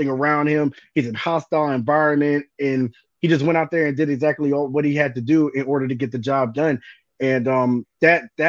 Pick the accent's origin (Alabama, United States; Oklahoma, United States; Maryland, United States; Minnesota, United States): Maryland, United States; also born or lived in Camden, New Jersey; I was born in New Jersey, South Jersey, Camden. I was raised here in the Maryland area.